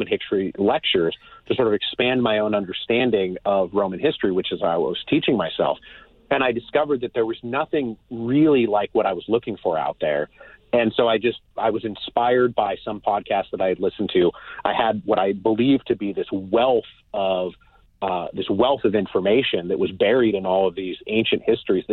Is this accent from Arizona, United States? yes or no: no; Redmond, Washington, United States; moved away as an adult; also born or lived in Bellingham, Washington / Portland, Oregon / Paris, France; I grew up in Redmond, Washington.